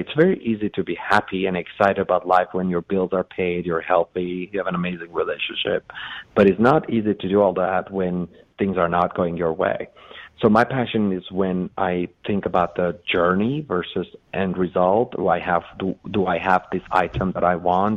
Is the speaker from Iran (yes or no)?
yes; Iran; English is a second language; moved away as an adult; also born or lived in Los Angeles, United States; now in United States; I was born in Los Angeles. I was 30 days old, moved to Iran with my mother.